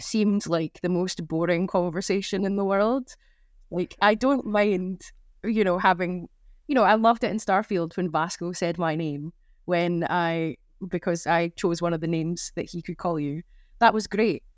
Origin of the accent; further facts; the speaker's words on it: Scotland, United Kingdom; I'm Scottish